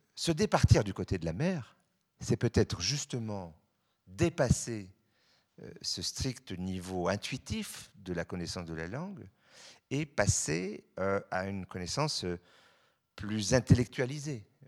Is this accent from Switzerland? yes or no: yes; Switzerland; je suis suisse